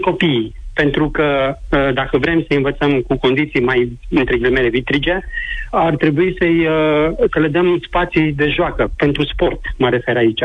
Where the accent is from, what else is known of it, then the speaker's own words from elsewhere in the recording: Timișoara, Timiș County, Romania; din Timișoara, zona Torontal. Uh, spun asta fiindcă m-am născut aici în zonă, părinții mei sunt de aici, bunicii, străbunicii